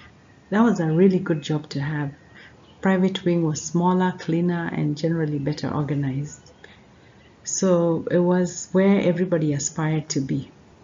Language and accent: English; Nairobi, Kenya; My parents soon relocated to Nairobi, where they were both working. And I grew up in Nairobi, went to university in Nairobi.